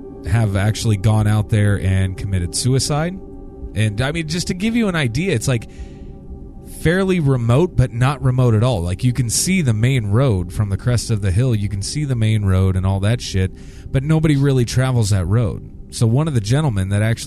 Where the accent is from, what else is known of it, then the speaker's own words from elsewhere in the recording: Randolph, Iowa, United States; my hometown of Randolph, Iowa